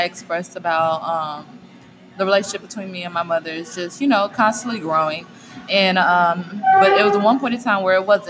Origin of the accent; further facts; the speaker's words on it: Southwest, United States; Yes, I am from the Southwest, girl.